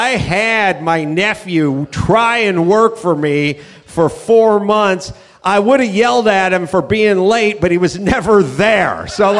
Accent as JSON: {"language": "English", "region": "California", "country": "United States", "said": "I'm from California. I can't find one goddamn Rams fan at a sports bar."}